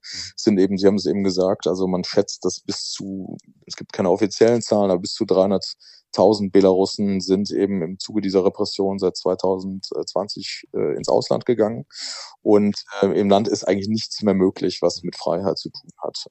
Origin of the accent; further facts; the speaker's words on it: Germany; ich bin ja halt in der BRD groß geworden